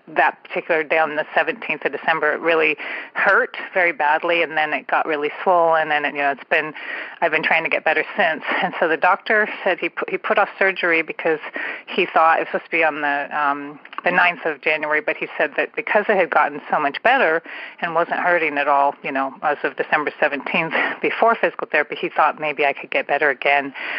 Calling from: San Francisco Bay Area, California, United States; I am calling from the San Francisco Bay Area

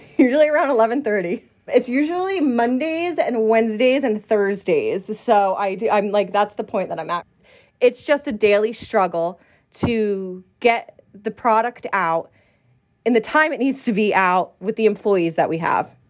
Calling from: Las Vegas, Nevada, United States

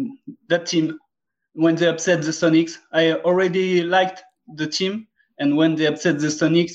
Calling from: Southwest, France; English is a second language; Southwest, close to Spain.

